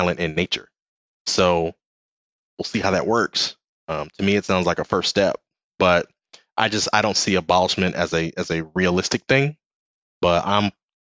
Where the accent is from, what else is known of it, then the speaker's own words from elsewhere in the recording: Los Angeles, California, United States; also born or lived in Lynwood, California / Compton, California / Pasadena, California; I was born in Linwood, California, which is a city in Los Angeles County, just outside of Compton